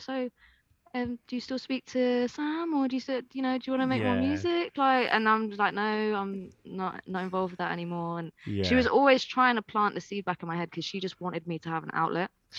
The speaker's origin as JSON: {"language": "English", "country": "Ireland", "moved": "yes", "said": "I used to go back to Ireland quite a lot because I'm Irish."}